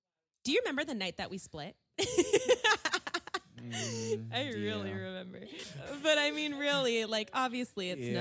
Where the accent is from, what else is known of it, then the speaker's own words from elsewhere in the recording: California, United States; born and raised in California